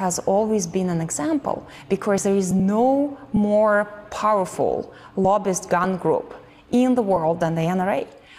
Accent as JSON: {"language": "English", "region": "Siberia", "country": "Russia", "tie": "born or raised there", "moved": "yes", "said": "I was born in Siberia."}